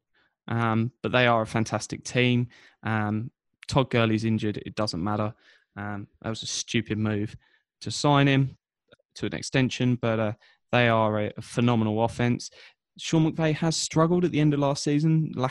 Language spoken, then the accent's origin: English; Biggleswade, East of England, United Kingdom; Bedfordshire, so an hour north of London, a little town on the A1 called Biggleswade